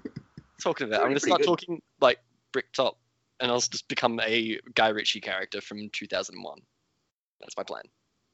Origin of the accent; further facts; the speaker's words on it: Australia; also born or lived in West London; now in London, United Kingdom; me living in the UK doesn't stop me from being Australian.